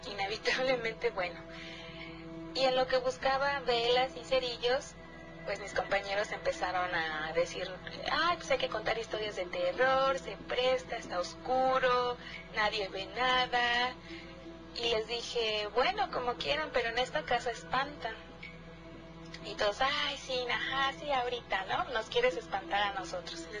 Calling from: Cuernavaca, Morelos, Mexico; Hola, buenas noches, Gina y Nacho … de Cuernavaca.

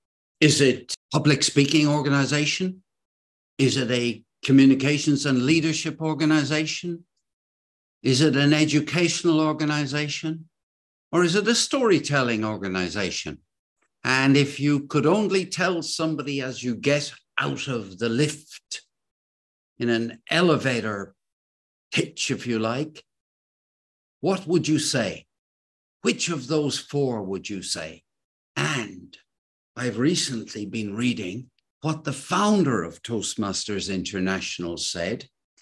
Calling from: Cork, Munster, Ireland; I'm speaking today from Cork, and there are two storytelling organizations in Cork.

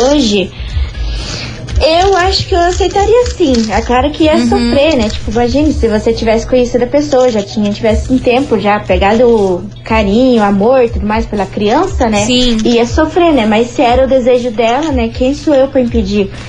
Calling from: São José dos Pinhais, Paraná, Brazil; sou aqui de São José dos Pinhais.

